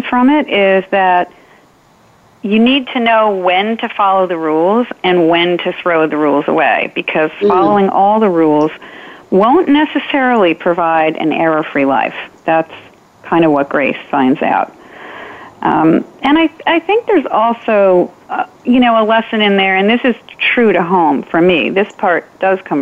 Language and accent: English; Darien, Connecticut, United States; also born or lived in New England; I grew up in Darien, Connecticut